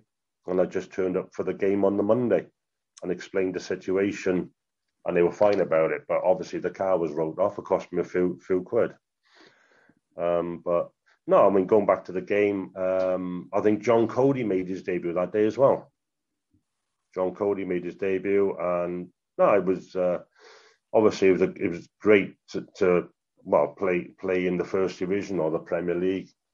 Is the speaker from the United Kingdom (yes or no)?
yes; the Valleys, Wales, United Kingdom; moved away as an adult; I was a boy from the Valleys, wasn't I? You know, I was 18